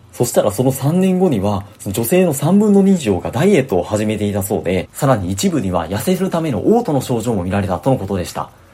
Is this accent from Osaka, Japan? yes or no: yes; Osaka, Japan; 僕大阪出身